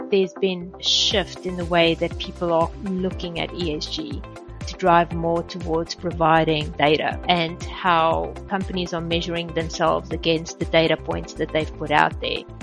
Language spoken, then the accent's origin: English; South Africa; moved away as an adult; also born or lived in Sydney, Australia / Sweden; I grew up in South Africa. I did my studies in South Africa